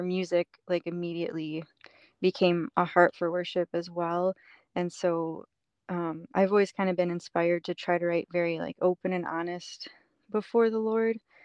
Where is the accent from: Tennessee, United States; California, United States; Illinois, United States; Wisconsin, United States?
Illinois, United States; Chicago suburbs; moved away as an adult; also born or lived in upstate New York; I grew up in the Chicago suburbs until I was 18. And then I moved to upstate New York.